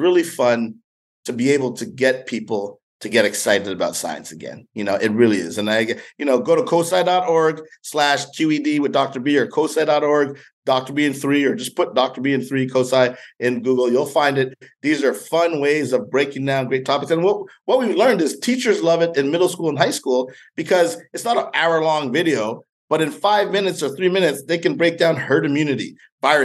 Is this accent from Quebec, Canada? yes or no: yes; Montreal, Quebec, Canada; moved away; I grew up in Montreal, Canada